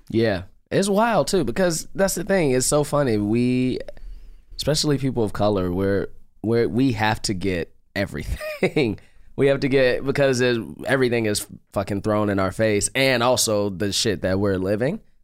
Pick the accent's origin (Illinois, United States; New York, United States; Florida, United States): Illinois, United States; Chicago; now in Los Angeles, United States; I'm from Chicago